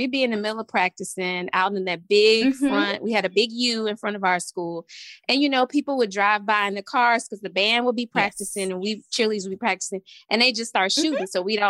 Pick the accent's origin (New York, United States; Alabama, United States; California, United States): Alabama, United States; Montgomery; moved away; I am from Montgomery, Alabama.